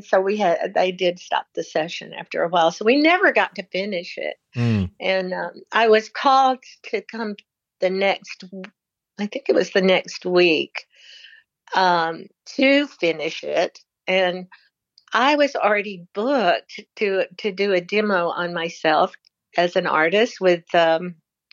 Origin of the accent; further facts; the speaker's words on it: the South, United States; now in Washington, United States; I grew up in the South, and, you know, we had our values.